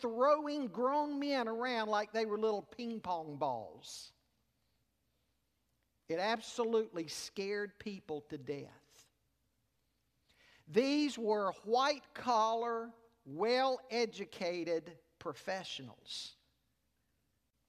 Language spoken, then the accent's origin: English; Charlotte, North Carolina, United States; growing up in Charlotte